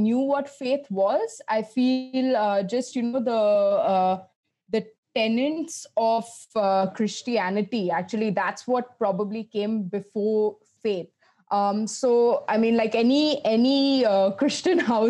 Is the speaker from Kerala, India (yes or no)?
no; Kolkata, West Bengal, India; I grew up in Calcutta